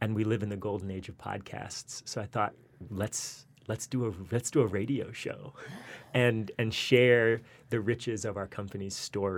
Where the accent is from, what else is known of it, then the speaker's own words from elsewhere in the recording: Charlotte, North Carolina, United States; moved away; I spent a lot of hours in our public library in my hometown of Charlotte, North Carolina